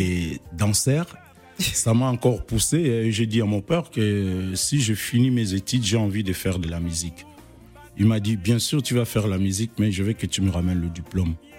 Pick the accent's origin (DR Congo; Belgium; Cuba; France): DR Congo; Kikwit, Kwilu; moved away; je suis originaire des Bandundu, précisément à Kikwit